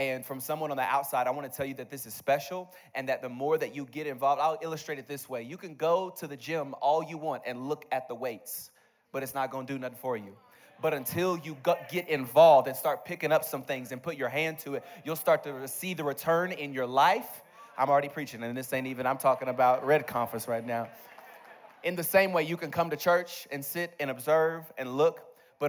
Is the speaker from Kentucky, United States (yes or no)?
yes; Bowling Green, Kentucky, United States; I grew up in Bowling Green, Kentucky